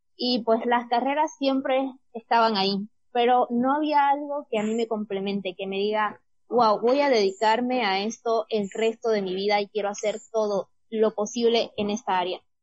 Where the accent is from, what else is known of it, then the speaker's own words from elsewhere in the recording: Bolivia; quedarme en Bolivia y estudiar esta carrera